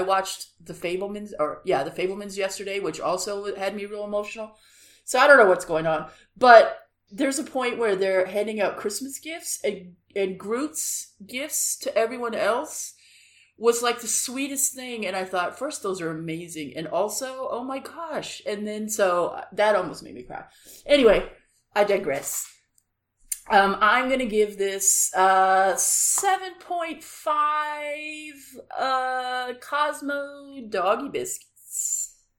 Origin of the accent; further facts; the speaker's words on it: Los Angeles, California, United States; moved away; I'm from Los Angeles